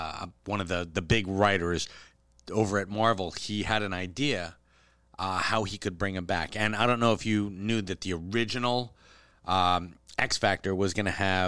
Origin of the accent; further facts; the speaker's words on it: Canada; hey, you know, I'm Canadian. I don't really care.